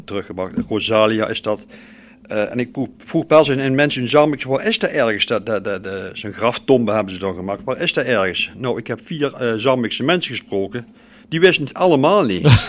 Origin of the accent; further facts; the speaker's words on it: Groeningen, North Brabant, Netherlands; En als ik nou de Groeningen loop waar ik geboren ben, ja. Eh, daar heb ik vroeger ook gespeeld